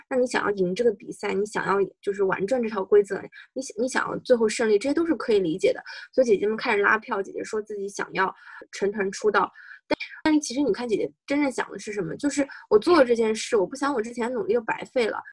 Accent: China; 尤其是作为中国人都明白

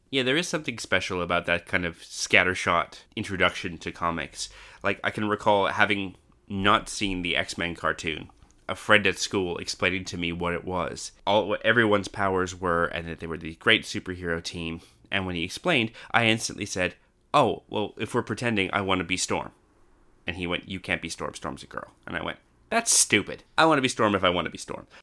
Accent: Canada; now in Australia; I grew up in Canada and then came to Australia

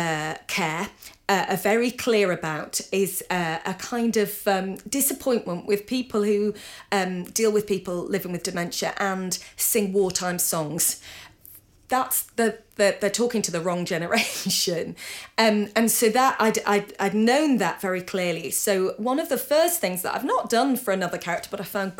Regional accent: Yorkshire and the Humber, United Kingdom; now in Scotland, United Kingdom; I'm from Yorkshire, grew up in Yorkshire. But my playwriting career has all happened in Scotland.

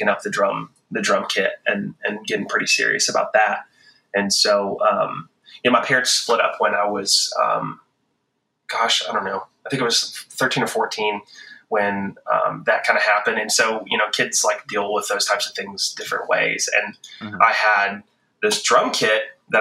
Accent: the South, United States; moved away as an adult; also born or lived in High Point, North Carolina / Nashville, Tennessee / Los Angeles, California; growing up in the South, the Bible Belt

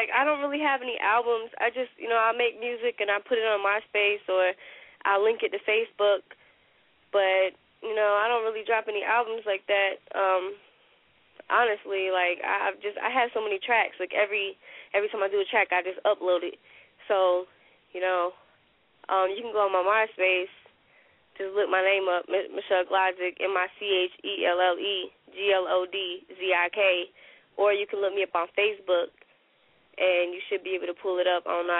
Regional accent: Sanford, North Carolina, United States; also born or lived in Fayetteville; I was raised in the country. That's my home. Sanford is my home. Like, you know, I'm in Fayetteville. I was born in Fayetteville, but I was raised in Sanford, and I moved back to Fayetteville when I was older.

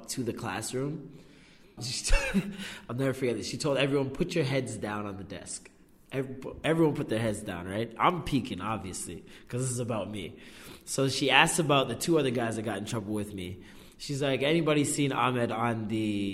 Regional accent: Vaughan, Ontario, Canada; also born or lived in Oakwood, Toronto / Trethewey, Toronto / Malvern, Toronto; now in Toronto, Canada; the majority of my life in Maple until like I was probably like 19, 20

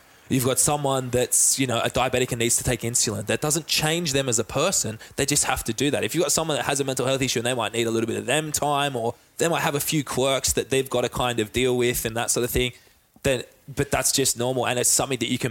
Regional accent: Australia

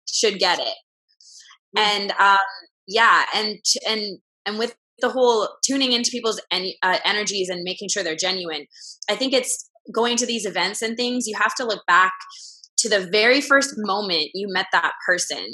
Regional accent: Vancouver, British Columbia, Canada; now in Los Angeles, United States; I'm from Canada, Vancouver.

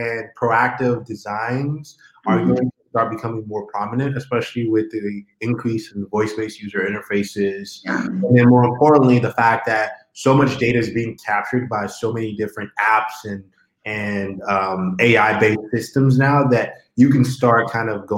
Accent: Houston, Texas, United States; I'm actually from Houston, Texas. So much love to Texas. That is the home state

